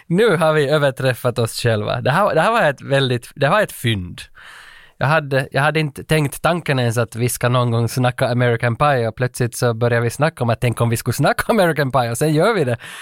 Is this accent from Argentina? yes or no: no; Vaasa, Ostrobothnia, Finland; hemma i Vasa